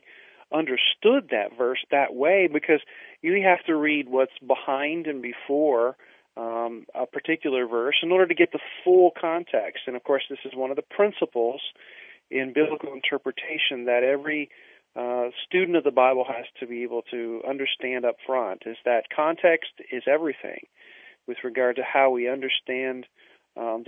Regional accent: Indiana, United States; I was born and raised in the Midwest in a small little country church out in the middle of the cornfields of Indiana.

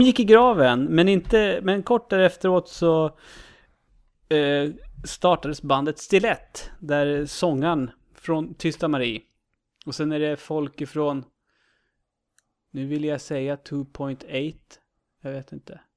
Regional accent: Uppsala, Uppsala County, Sweden; jag är ju från Uppsala

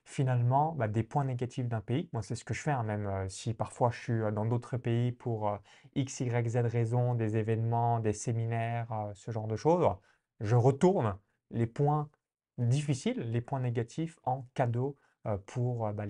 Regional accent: countryside near Chalon-sur-Saône, Bourgogne-Franche-Comté, France; now in Estonia; moi de la campagne à côté de Chalon-sur-Saône

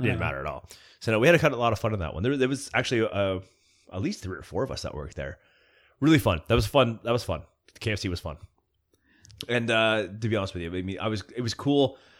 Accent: Bewdley, West Midlands, United Kingdom; I'm used to weird people. We grew up in Bewdley. We're used to this shit, just walking down the street.

